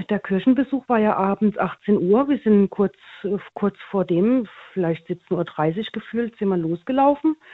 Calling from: Karlsruhe, Baden-Württemberg, Germany; Ich bin aus dem Raum Karlsruhe.

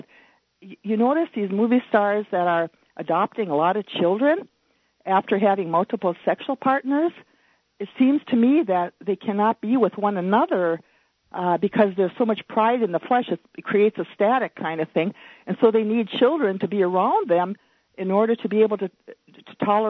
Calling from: Virginia, Minnesota, United States; From Virginia, Minnesota.

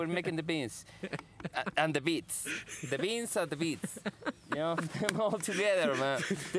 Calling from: Chihuahua, Mexico; You know, I'm calling from Chihuahua.

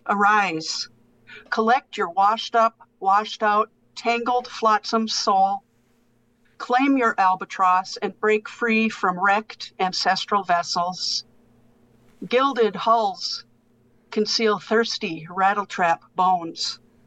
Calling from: Green Bay, Wisconsin, United States; Yeah, I'm in Green Bay, Wisconsin.

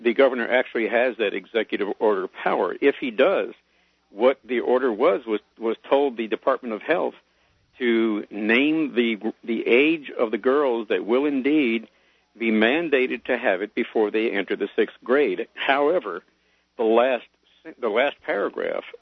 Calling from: Austin, Texas, United States; I'm calling from Austin, Texas.

